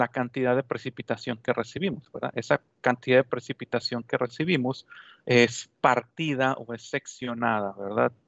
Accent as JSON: {"language": "Spanish", "region": "Sonora", "country": "Mexico", "tie": "born or raised there", "moved": "yes", "lives_now": "Ciudad Juárez, Mexico", "said": "yo soy originario de Sonora"}